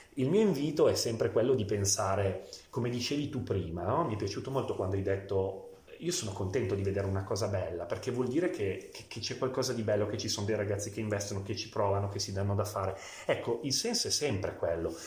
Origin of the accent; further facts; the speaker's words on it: Biella, Piedmont, Italy; Io sono biellese, nato e cresciuto a Biella